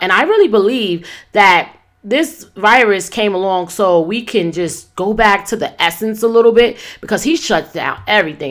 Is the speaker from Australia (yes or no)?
no; New York City, New York, United States; moved away; I'm not in my hometown, New York City right now